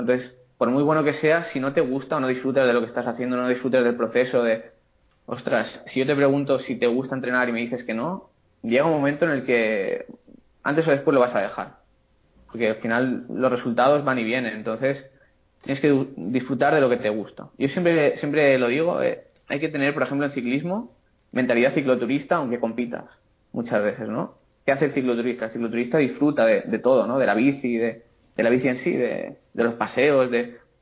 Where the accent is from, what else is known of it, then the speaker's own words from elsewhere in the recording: Castellón de la Plana, Valencian Community, Spain; soy de Castellón, tengo la consulta aquí en, Castellón